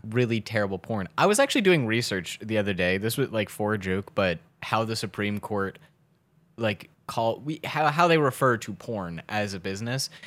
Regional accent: Baltimore, Maryland, United States; we're from Baltimore

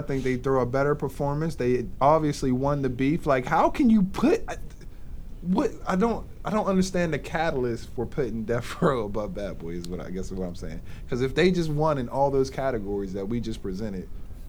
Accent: East Coast, United States; Especially we're from the East Coast

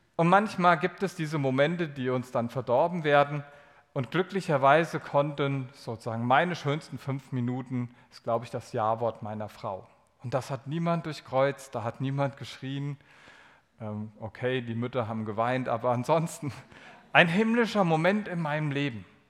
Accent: Germany; Also bin ich ja aus Deutschland

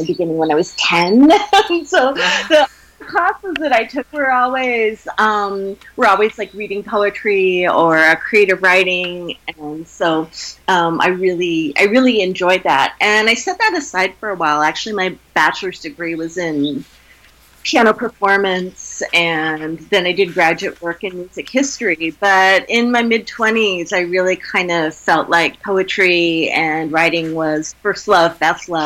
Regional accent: Wyoming, United States; I grew up in Wyoming in the foothills of the Rocky Mountains

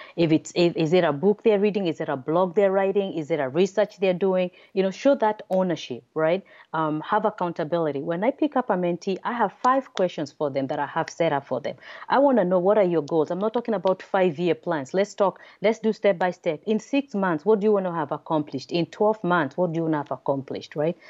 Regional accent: Nairobi, Kenya; also born or lived in Massachusetts, United States; now in United States; originally, I'm from Nairobi, Kenya, um, then came to the United States for my father education

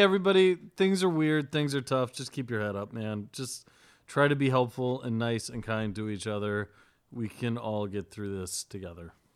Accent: Oxford, Ohio, United States; you and I are both from Oxford, Ohio. We grew up together.

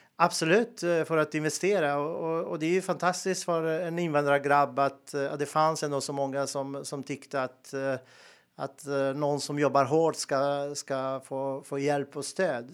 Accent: Montenegro; moved away as an adult; also born or lived in Bosnia and Herzegovina; now in Sweden; jag är född och uppväxt i Montenegro

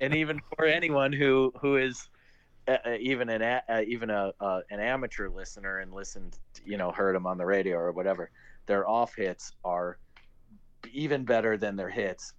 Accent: Chicago, Illinois, United States; moved away as an adult; now in Costa Rica; I was born and raised in Chicago

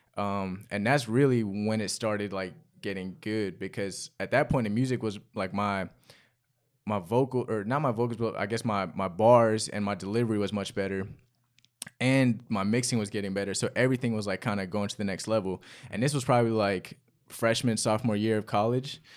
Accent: Chapel Hill, North Carolina, United States; also born or lived in London; I was born in London, and I moved h, to Chapel Hill, North Carolina when I was six

